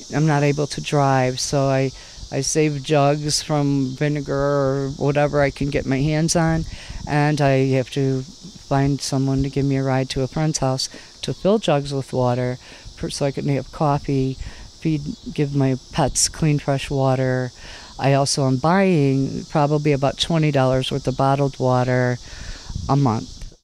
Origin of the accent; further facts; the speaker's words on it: Michigan, United States; we're both from Michigan